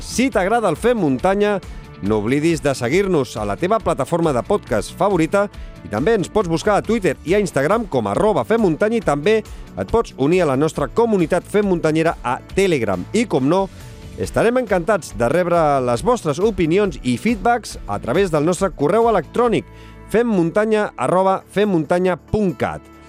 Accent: Sabadell, Catalonia, Spain; jo, jo sóc de Sabadell

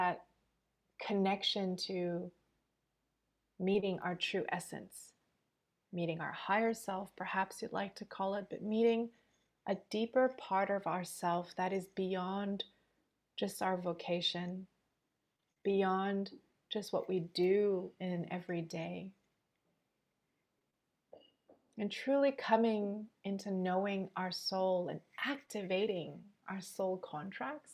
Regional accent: Montreal, Quebec, Canada; now in Sydney, Australia; I'm born and raised in Montreal, and now I'm currently living in Sydney

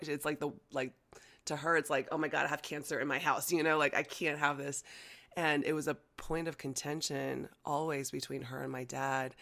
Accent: United States; first language Chinese; English is a second language; American born Chinese, growing up in America, and, you know, Chinese was my first language, but obviously, I quickly learned English

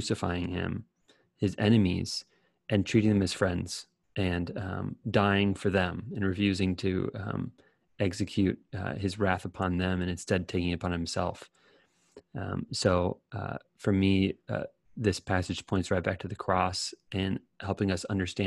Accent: United States; as an American

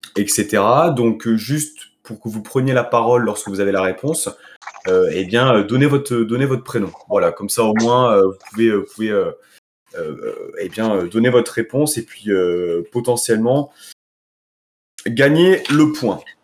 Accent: Nice, Provence-Alpes-Côte d'Azur, France; en tant que Niçois

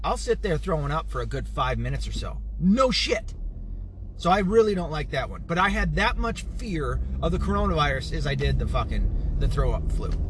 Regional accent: the South, United States; accent: southern; You see how far gone my southern accent is.

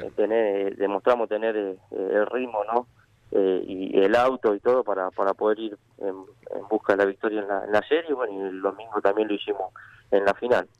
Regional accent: Tapiales, Buenos Aires Province, Argentina; nosotros, si bien somos de Tapiales

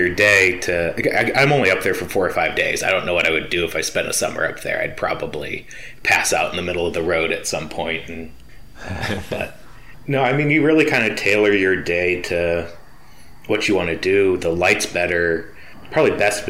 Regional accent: Cleveland, Ohio, United States; I grew up in Cleveland

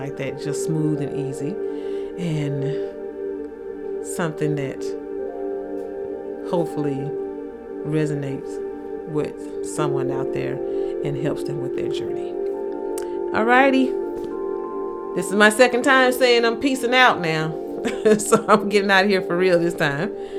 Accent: the South, United States; accent: thick southern; my thick southern accent

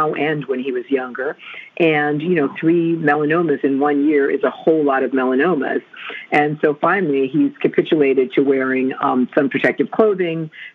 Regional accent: New Jersey, United States; Growing up in New Jersey

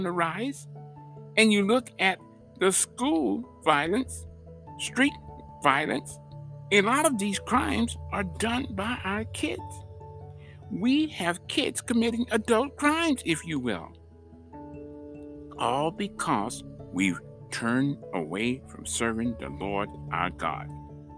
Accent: United States; we, as American people

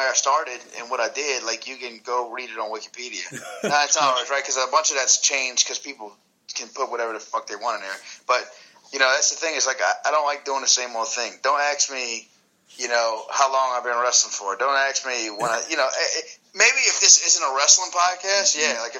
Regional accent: New Orleans, Louisiana, United States; I grew up in New Orleans

